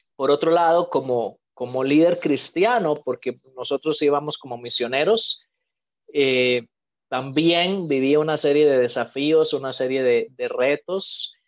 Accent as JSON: {"language": "Spanish", "country": "Costa Rica", "also_born_or_lived": "Mexico / Albania", "moved": "yes", "said": "soy costarricense, pero culturalmente mexicano"}